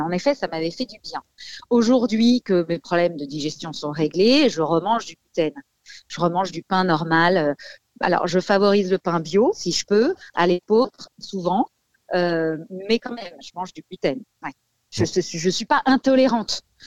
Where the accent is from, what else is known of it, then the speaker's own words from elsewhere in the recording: Paris, Île-de-France, France; je suis parisienne